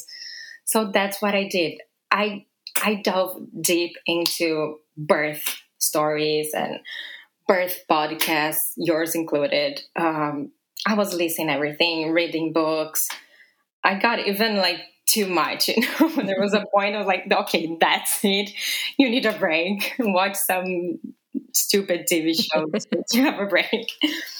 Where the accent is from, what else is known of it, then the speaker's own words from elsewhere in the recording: Brazil; also born or lived in Italy / Paris / London / Japan; now in New York, United States; So I'm Brazilian. I was born and raised in Brazil.